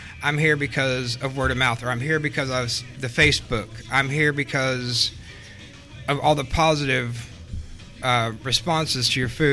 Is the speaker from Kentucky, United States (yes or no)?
yes; Manchester, Kentucky, United States; I'm originally from Southeast Kentucky